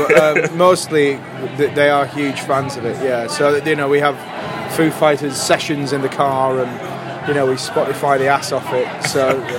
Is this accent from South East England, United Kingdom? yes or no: yes; Southampton, South East England, United Kingdom; We're from Southampton